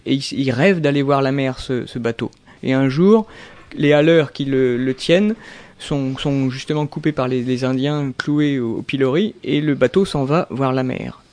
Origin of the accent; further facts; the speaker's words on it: Fontainebleau, Île-de-France, France; also born or lived in Melun / Pointe-Noire, Congo; j'ai grandi à, Fontainebleau, Melun mhm. et aussi à Pointe-Noire ah. en, Afrique, au Congo.